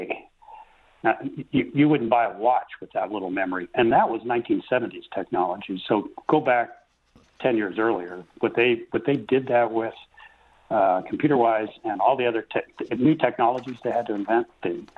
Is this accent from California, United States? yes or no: yes; Los Angeles, California, United States; moved away; I grew up in Los Angeles, California